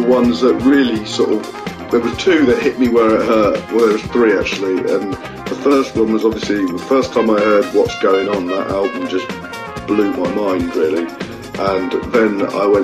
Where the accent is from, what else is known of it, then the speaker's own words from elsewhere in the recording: South of England, United Kingdom; also born or lived in Wales / London; now in Brighton, United Kingdom; after about 5 years, I moved to the south of England, grew up in the south of England